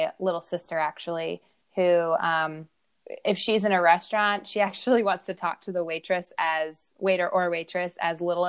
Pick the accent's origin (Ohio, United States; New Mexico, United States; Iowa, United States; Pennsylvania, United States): Iowa, United States